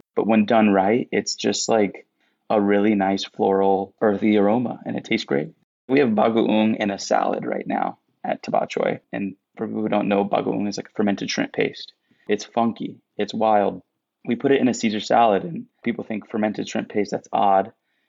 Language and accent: English; Philippines; we're a Filipino food truck. Like, I grew up, you know, I was just talking about how on Sundays we ate arroz caldo during football season.